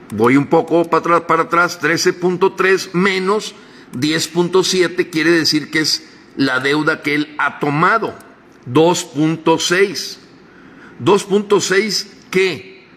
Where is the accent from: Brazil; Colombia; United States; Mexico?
Mexico; como mexicanos